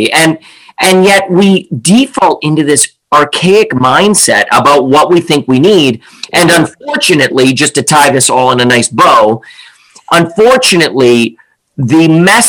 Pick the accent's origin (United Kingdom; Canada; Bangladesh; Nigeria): Canada; also born or lived in Lions Bay / East Vancouver; now in Vancouver, Canada; I'm Canadian